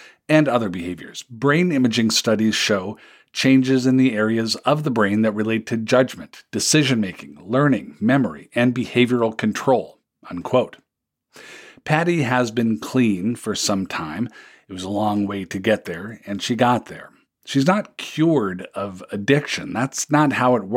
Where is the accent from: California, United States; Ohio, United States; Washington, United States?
Washington, United States; Seattle; I grew up in the Seattle suburbs